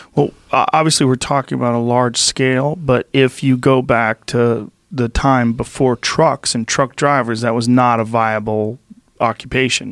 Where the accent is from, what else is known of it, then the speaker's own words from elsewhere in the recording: Boston, Massachusetts, United States; where I grew up in Boston